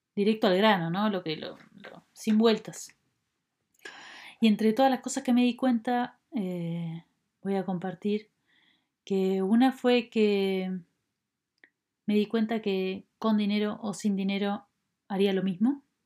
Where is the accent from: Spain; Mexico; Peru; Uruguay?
Uruguay; nacida en Uruguay.